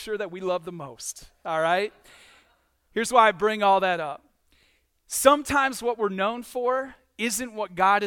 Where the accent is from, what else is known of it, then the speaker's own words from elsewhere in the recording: Michigan, United States; moved away; I'm from Michigan